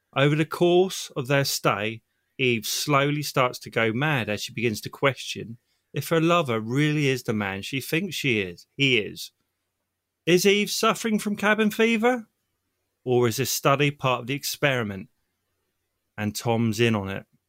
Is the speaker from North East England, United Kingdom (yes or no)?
no; Southampton, South East England, United Kingdom; I'm from Southampton, England